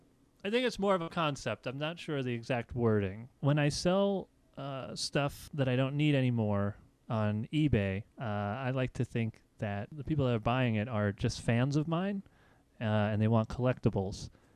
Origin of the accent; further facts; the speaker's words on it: New York City, New York, United States; I'm from New York City, but we were poor. I was born in the Bronx.